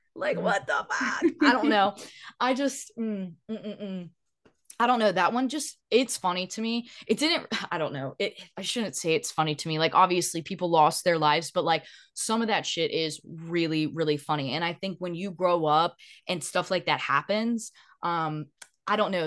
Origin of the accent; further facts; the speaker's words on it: the South, United States; growing up in the South